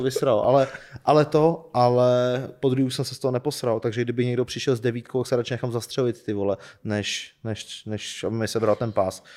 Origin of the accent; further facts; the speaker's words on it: Czechia; jsem nejúspěšnější Čech